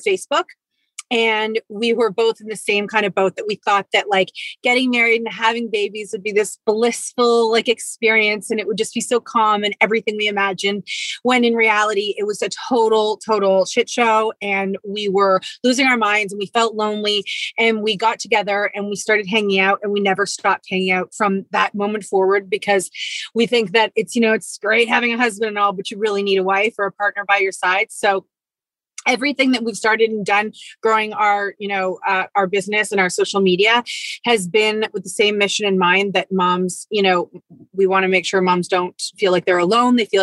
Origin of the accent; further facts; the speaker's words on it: Toronto, Ontario, Canada; the two of us, we live in Toronto and we're from Toronto and we actually met in ninth grade. We went to the same high school